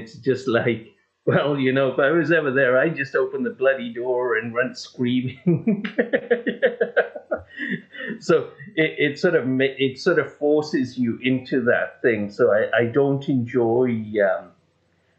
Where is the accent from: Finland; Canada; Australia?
Canada; I'm a Canadian